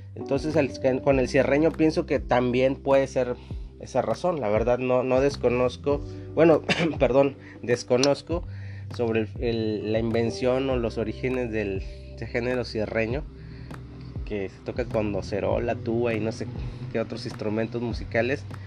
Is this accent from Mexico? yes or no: yes; Mexico; lo que nos identifica como mexicanos